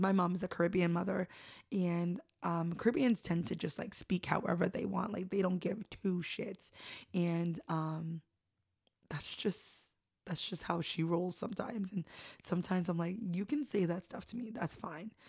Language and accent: English; North Shore, Massachusetts, United States; I love growing up in the North Shore